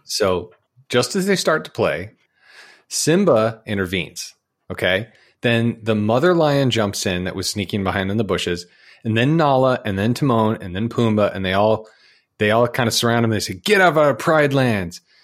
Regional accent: Utah, United States; now in Georgia, United States; I grew up in Utah

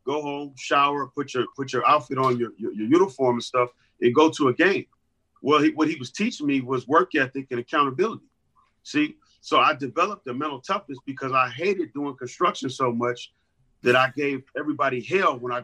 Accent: Los Angeles, California, United States; growing up in Los Angeles at that time

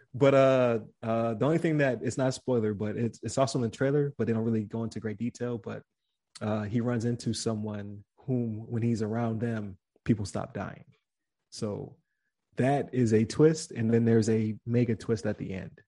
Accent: Buffalo, New York, United States; I'm from Buffalo, New York

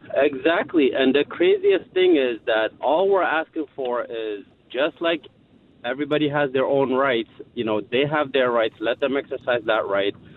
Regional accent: Ethiopia; now in Montgomery County, United States; we are from Ethiopia

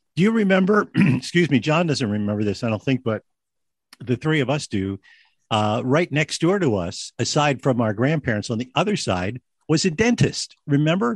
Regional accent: United States; we as American kids

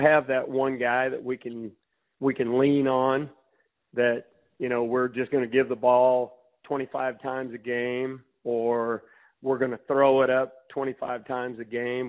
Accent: Macon, Missouri, United States; I grew up in Macon, Missouri

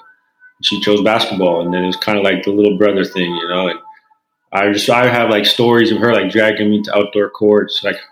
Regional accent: Canada; being a Canadian kid

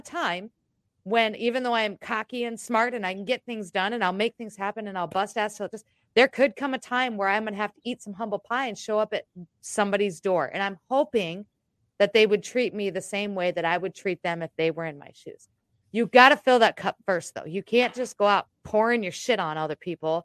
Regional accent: United States; I am American

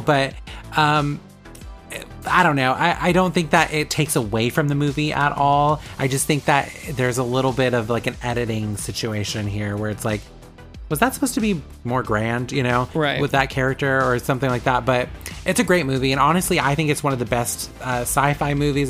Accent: Vallejo, California, United States; …'s from my hometown

